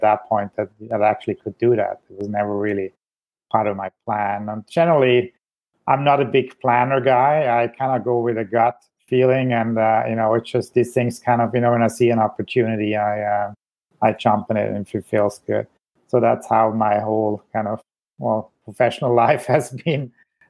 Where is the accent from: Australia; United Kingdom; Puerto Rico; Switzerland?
Switzerland; moved away as an adult; also born or lived in Zurich, Switzerland / Ontario, Canada; now in British Columbia, Canada; I was born in Switzerland